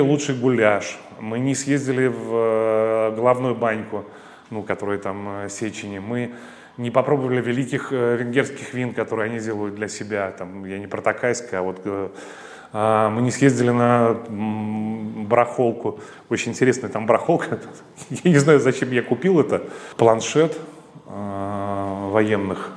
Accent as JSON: {"language": "Russian", "town": "Riga", "country": "Latvia", "moved": "as an adult", "lives_now": "Russia", "said": "я не россиянин. А, когда моя страна, Латвия, отделилась от СССР"}